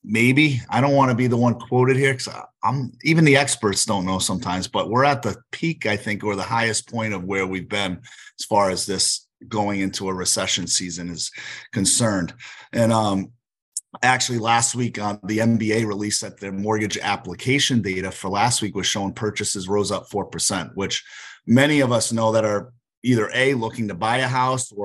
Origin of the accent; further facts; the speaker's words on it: Northeast, United States; also born or lived in Northeast Connecticut / Worcester, Massachusetts; now in Florida, United States; because I'm from the Northeast